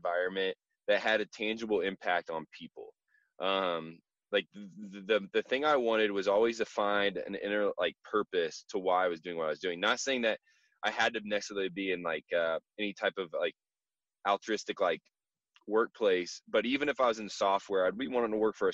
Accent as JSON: {"language": "English", "town": "Warsaw", "region": "Indiana", "country": "United States", "tie": "born or raised there", "moved": "as an adult", "lives_now": "Denver, United States", "said": "I graduated from Indiana in 2012, grew up in Warsaw, and then moved out to Denver"}